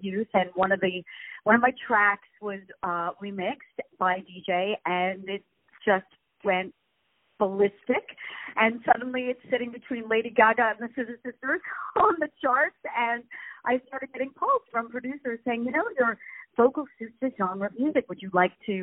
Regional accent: Montreal, Quebec, Canada; moved away as an adult; now in London, United Kingdom; Originally, I'm from Montreal, from Canada, and I now live in London. I've lived there for many, many, many, many years

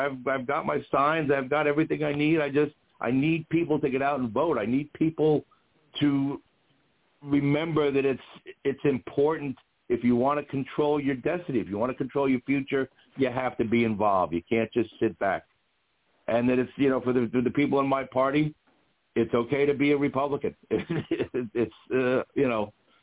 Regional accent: Jersey City, New Jersey, United States; moved away as an adult; now in Port Washington, United States; I grew up in Jersey City, which was sort of a spread out town.

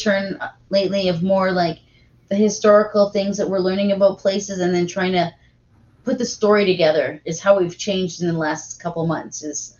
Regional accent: Thunder Bay, Ontario, Canada; we're from Thunder Bay.

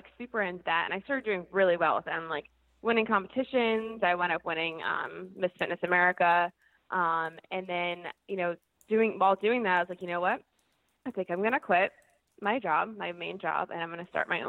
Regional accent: New Jersey, United States; moved away as an adult; now in Rhode Island, United States; I'm actually originally from New Jersey. So I moved to Rhode Island in 2008

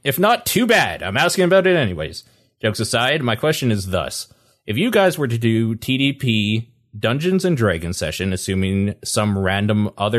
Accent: Canada; I mean, I'm Canadian.

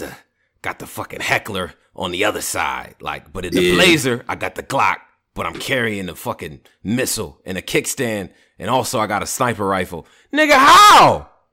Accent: Rochester, New York, United States; I'm from Rochester, New York.

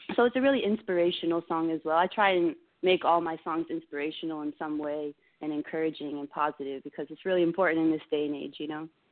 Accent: Maryland, United States; moved away as an adult; also born or lived in Florida; I was born in Florida. I was raised in Maryland

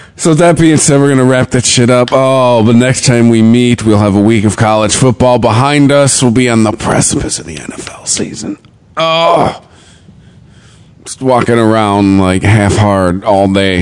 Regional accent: Michigan, United States; I'm from Michigan

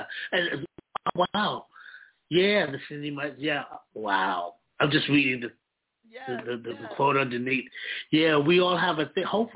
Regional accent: New York City, New York, United States; We both are born and raised in Harlem

